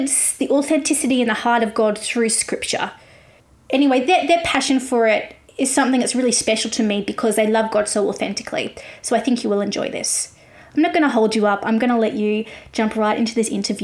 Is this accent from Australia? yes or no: yes; Australia; I'm an Australian music journalist